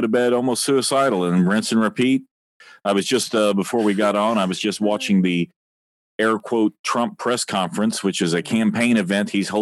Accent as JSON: {"language": "English", "region": "Texas", "country": "United States", "tie": "born or raised there", "also_born_or_lived": "Indiana / St. Louis / Fort Worth", "moved": "yes", "said": "I really grew up in Texas, where more really is more. I was born in Indiana, so you did get the WikiLink right on that. But I grew up in the undeservedly arrogant state"}